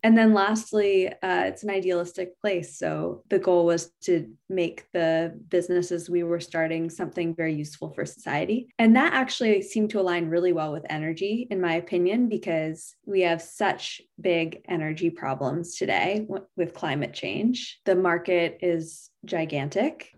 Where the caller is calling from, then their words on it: San Carlos, California, United States; I'm calling in from San Carlos, California.